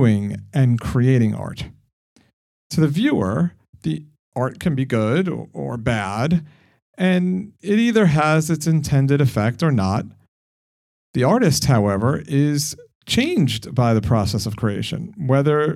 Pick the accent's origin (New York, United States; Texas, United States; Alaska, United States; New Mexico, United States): New York, United States; accent: New York; maybe my New York accent isn't thick, but I hear it